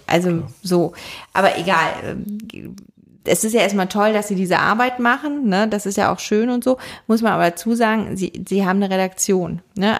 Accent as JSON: {"language": "German", "region": "Rhineland", "country": "Germany", "said": "als Rheinländerin"}